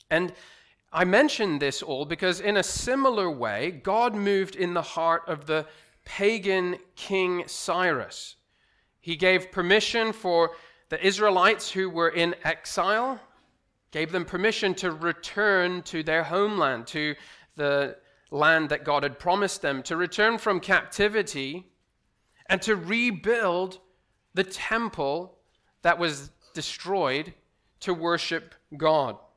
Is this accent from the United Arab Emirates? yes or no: yes; Dubai, United Arab Emirates; moved away; also born or lived in Aberdeen, United Kingdom; As Pastor Anand said, I am originally from Aberdeen in Scotland, but I grew up here in Dubai. Uh, my parents moved here in 1989. I was just, just a baby